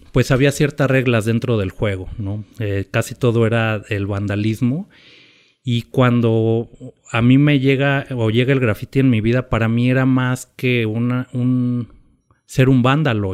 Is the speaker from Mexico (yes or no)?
yes; Mexico City, Mexico; moved away as an adult; now in Oaxaca, Mexico; nací me criaron en la Ciudad de México